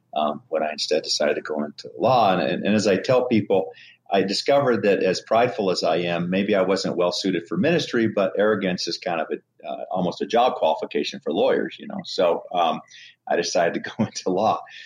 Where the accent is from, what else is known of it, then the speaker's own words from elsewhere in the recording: Montana, United States; moved away as an adult; I grew up in Montana